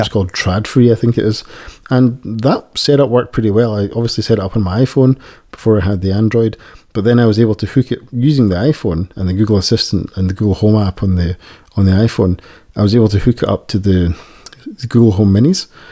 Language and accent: English; Scotland, United Kingdom; accent: Scottish; my Scottish accent